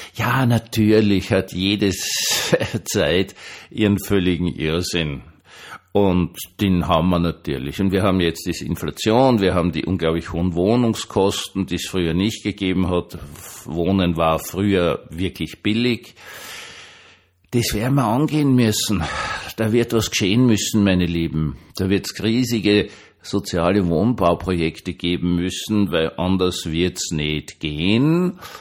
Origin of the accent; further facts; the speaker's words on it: Austria; Für mich so als Österreicher